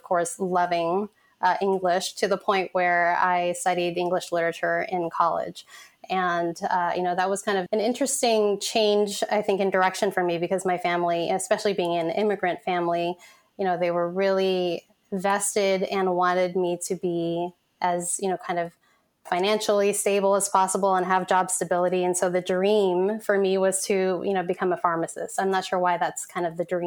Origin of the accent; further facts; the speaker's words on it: San Francisco, California, United States; also born or lived in Vietnam; at the age of one, I came to this country and to San Francisco specifically as a refugee